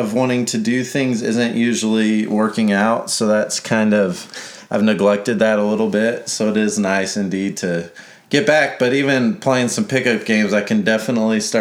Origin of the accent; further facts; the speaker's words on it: Biloxi, Mississippi, United States; I was born in Mississippi